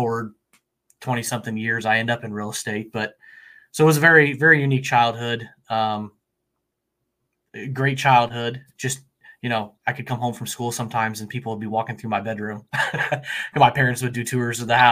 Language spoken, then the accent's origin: English; Central Illinois, United States; I'm from Central Illinois, born and raised here